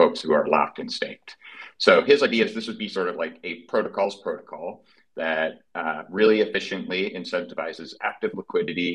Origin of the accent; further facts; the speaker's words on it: Midwest, United States; accent: Midwestern; my Midwestern accent